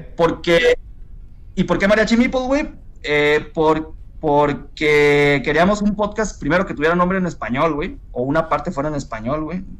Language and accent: Spanish; Culiacán, Sinaloa, Mexico; yo soy de Culiacán